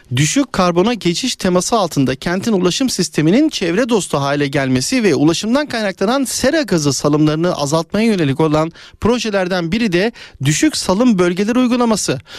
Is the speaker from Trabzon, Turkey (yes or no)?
no; Istanbul, Turkey; Biz de bir İstanbullu olarak